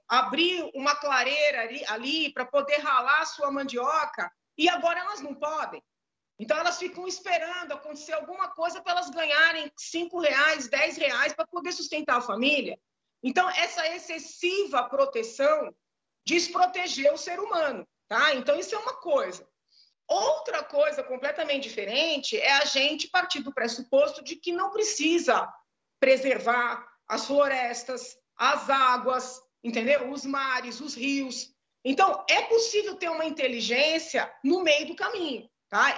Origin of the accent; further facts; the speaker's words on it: São Paulo, Brazil; Eu sou nascida, crescida em São Paulo